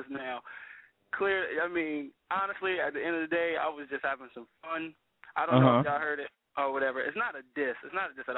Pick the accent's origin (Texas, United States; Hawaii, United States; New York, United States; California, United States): California, United States; Pasadena; I'm from Pasadena, California, born and raised